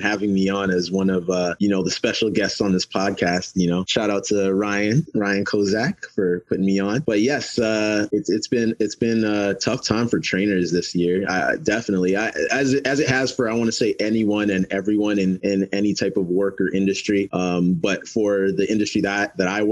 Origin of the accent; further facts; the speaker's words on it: Toronto, Ontario, Canada; also born or lived in Mississauga / Windsor; I was born and raised in Canada. I was born in Toronto, moved out to Mississauga when I was 16, and then moved out to Windsor when I was 22